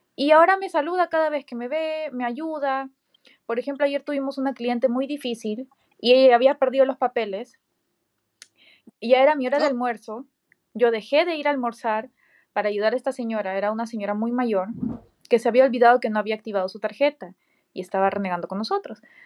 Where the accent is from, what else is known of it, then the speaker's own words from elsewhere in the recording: Peru; moved away as an adult; now in United States; todos los cursos, diplomados, certificados, eh, cosas que he tomado en Perú